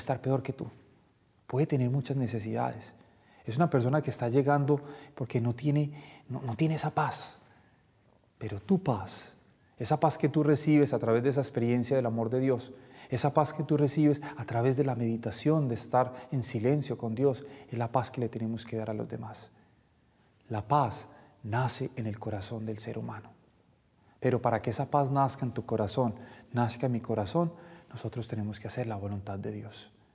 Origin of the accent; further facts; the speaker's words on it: Colombia; Nosotros como colombianos no hablamos mucho de la paz, porque siempre hemos vivido como en guerra